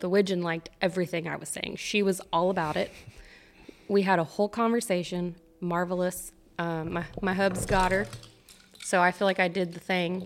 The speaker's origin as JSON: {"language": "English", "town": "Santa Fe", "region": "Texas", "country": "United States", "tie": "born or raised there", "also_born_or_lived": "Midland, Texas", "said": "I grew up in Santa Fe, Texas, over by Galveston"}